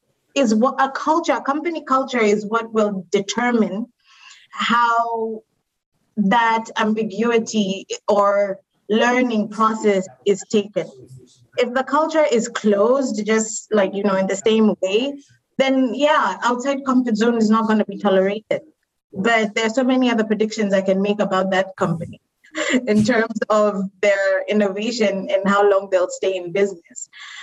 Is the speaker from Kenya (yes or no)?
yes; Kenya; like I was born and raised in Kenya, but moved around a little bit. And so over the years, like I picked up different accents, different ways of thinking.